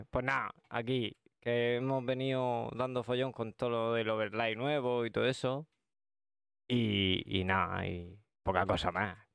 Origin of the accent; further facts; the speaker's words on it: Region of Murcia, Spain; es que, somos de Murcia, entonces hay que decir palabras ah. así, más de por aquí.